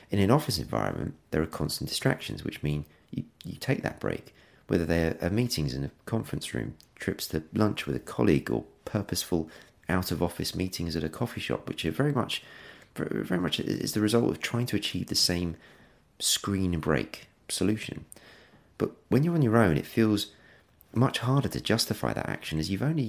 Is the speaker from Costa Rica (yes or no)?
no; England, United Kingdom; being English